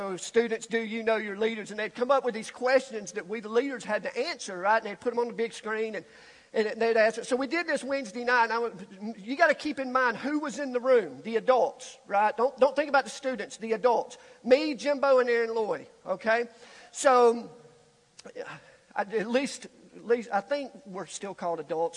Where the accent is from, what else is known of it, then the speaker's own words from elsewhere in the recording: Alabama, United States; being born and raised in Alabama